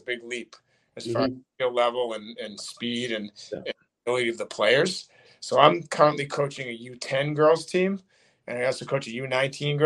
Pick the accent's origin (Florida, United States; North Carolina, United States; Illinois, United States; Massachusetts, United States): Massachusetts, United States; Burlington; I grew up in Burlington